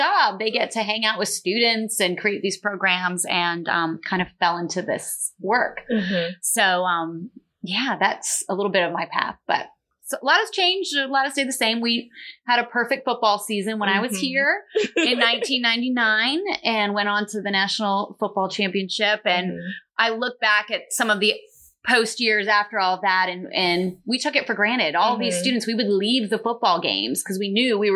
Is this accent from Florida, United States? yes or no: yes; South Florida, United States; My family from the Northeast, but I grew up in South Florida